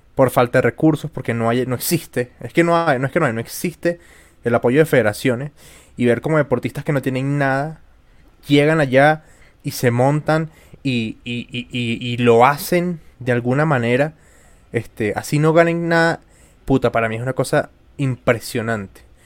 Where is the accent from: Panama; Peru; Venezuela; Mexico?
Venezuela; yo soy venezolano